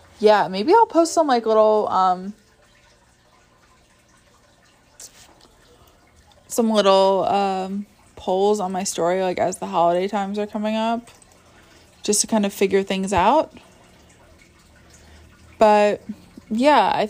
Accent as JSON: {"language": "English", "region": "New York", "country": "United States", "said": "I'm from New York"}